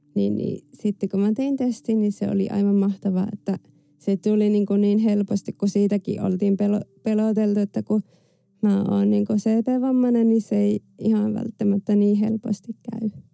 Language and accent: Finnish; France; mä synnyin Ranskassa vuonna 89